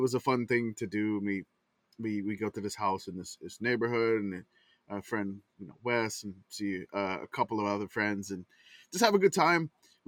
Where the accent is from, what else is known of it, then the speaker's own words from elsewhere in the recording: Louisiana, United States; growing up in Louisiana.